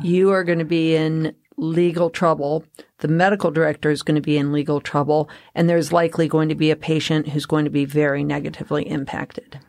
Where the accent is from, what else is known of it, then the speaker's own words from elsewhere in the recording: Colorado, United States; I'm from Colorado